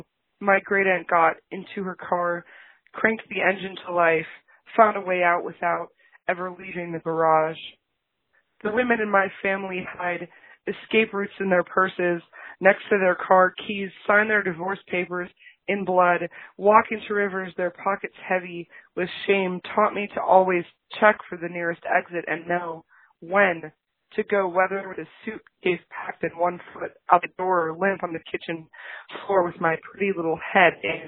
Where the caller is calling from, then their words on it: Racine, Wisconsin, United States; I'm calling from Racine, Wisconsin.